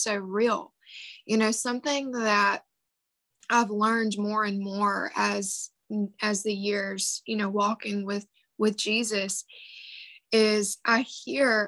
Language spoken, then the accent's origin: English; the Bible Belt, United States; I grew up in the Bible Belt